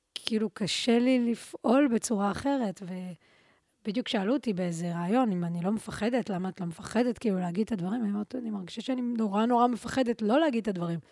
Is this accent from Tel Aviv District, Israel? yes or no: yes; Tel Aviv, Tel Aviv District, Israel; גדלתי ברחוב מה זה, ממש כאילו מול בית ספר לאומנויות